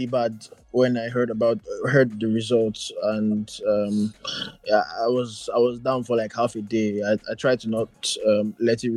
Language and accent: English; Nigeria; I'm here, I'm Nigerian